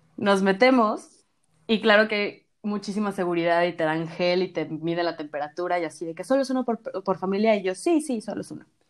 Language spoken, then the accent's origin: Spanish; Mexico